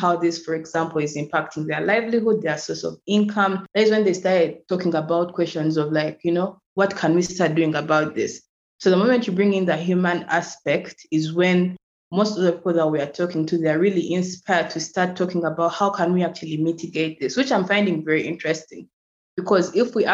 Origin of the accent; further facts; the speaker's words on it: Uganda; I'm from Uganda and I currently live in Uganda, in Kampala